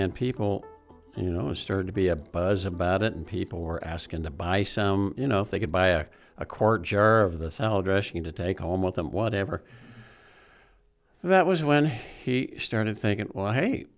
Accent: St. Paul, Nebraska, United States; I enjoyed being a kid growing up in the middle of Nebraska. You can't get too much more right in the middle than in St. Paul. That's where I was born, in St. Paul

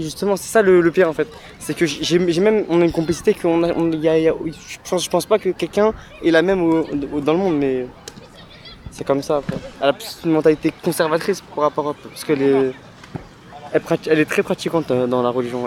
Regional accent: Morocco; je suis marocain.

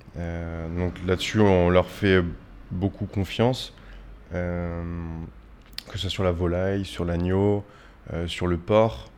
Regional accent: Poitiers, Nouvelle-Aquitaine, France; moved away as an adult; now in Paris, France; Alors moi je suis né à Poitiers, donc jusqu'à l'âge de mes 18 ans j'ai vécu à Poitiers

